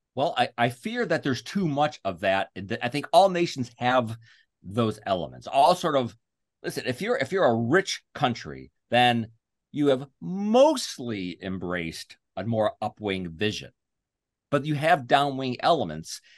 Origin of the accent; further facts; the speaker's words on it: United States; I'm an American